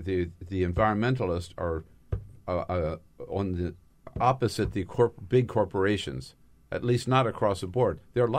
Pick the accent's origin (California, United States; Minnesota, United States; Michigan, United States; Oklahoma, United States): California, United States; I'm from California